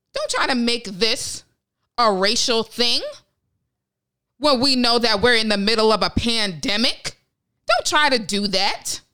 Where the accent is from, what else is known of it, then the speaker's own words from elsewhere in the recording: Westlake, Ohio, United States; I was born in Westlake, Ohio